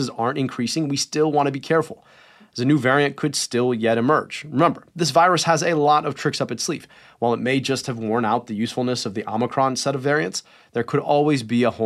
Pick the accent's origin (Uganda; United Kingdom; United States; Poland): United States; Detroit, Michigan; my hometown in Michigan